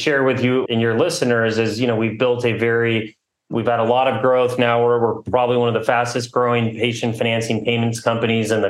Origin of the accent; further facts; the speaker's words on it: Southern California, United States; moved away as an adult; also born or lived in New York City / New Haven; I'm a local, born and raised in Southern California